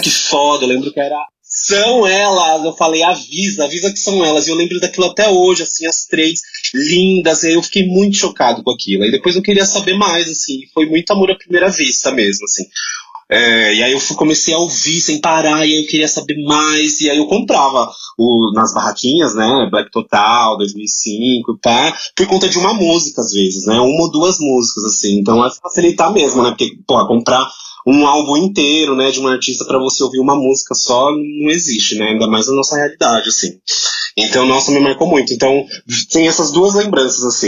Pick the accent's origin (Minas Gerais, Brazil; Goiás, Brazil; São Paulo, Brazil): São Paulo, Brazil; eu sou da Zona Oeste de São Paulo